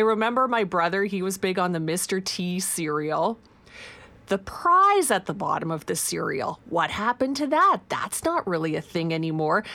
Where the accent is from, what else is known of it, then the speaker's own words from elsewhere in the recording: Saskatchewan, Canada; moved away; Growing up in Saskatchewan, I grew up on Vico that the milkman brought.